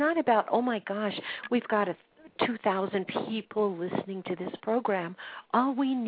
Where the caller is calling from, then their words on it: Colorado Springs, Colorado, United States; Bob is calling in from Washington, D.C., and I am calling in from Colorado Springs